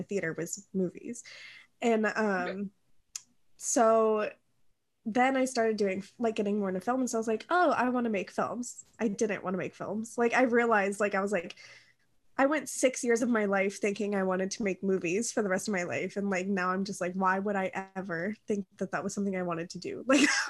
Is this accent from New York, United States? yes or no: no; Kentucky, United States; I'm literally from Kentucky